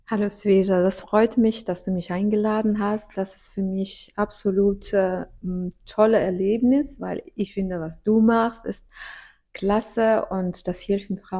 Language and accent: German; Russia; German is a second language; ich komme aus Russland und ich habe viel erlebt äh, und natürlich, wir haben das damals in Sowjetunion waren wir nicht so